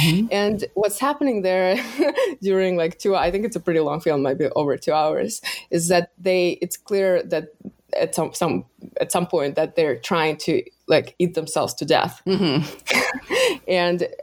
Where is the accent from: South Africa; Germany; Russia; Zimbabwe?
Russia; moved away; growing up in Russia